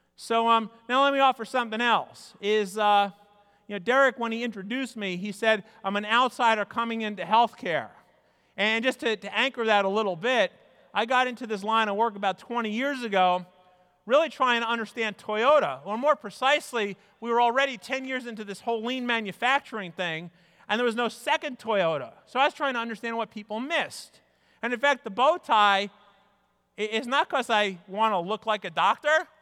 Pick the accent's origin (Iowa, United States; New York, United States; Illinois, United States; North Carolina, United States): New York, United States; also born or lived in Midwest; I grew up in New York